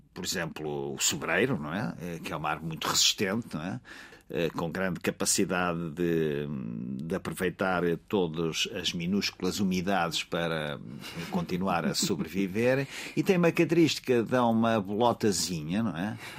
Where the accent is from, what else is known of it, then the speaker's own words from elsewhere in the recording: Alentejo, Portugal; no Alentejo, na, na, minha terra